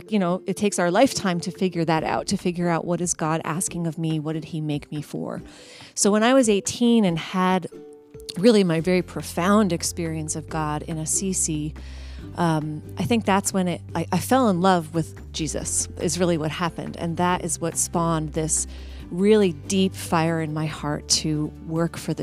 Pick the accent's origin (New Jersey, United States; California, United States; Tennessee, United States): New Jersey, United States; Somerville; also born or lived in Indiana; now in Philadelphia, United States; I was born and raised in Somerville, New Jersey, in a practicing Catholic family